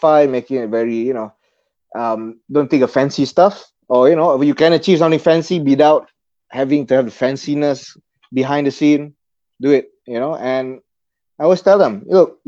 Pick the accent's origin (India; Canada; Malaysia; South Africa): Malaysia; Bangi, Selangor; also born or lived in Perth, Australia; I'm from Bangi, south of KL